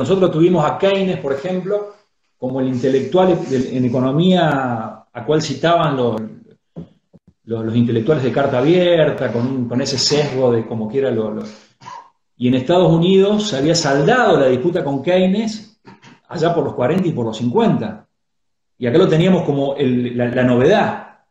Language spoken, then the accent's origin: Spanish; San Francisco, Córdoba, Argentina; now in Córdoba, Argentina; En esta, que es mi ciudad natal.